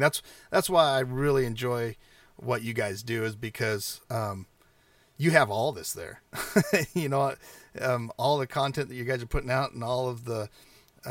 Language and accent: English; United States; where I grew up around the Klamath tribe and the Modocs and the Modoc War